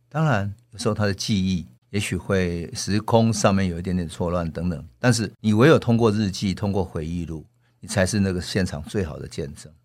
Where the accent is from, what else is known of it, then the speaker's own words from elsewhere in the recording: Taiwan; 如果我们是作为台湾人，我们看待我们的祖先怎么去反抗日本人